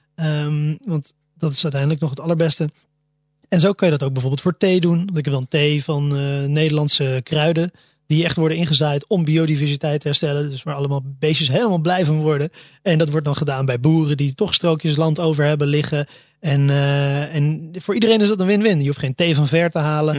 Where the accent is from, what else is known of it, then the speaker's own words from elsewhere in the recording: Almere, Flevoland, Netherlands; ik ben, zoals in het begin genoemd, opgegroeid in Almere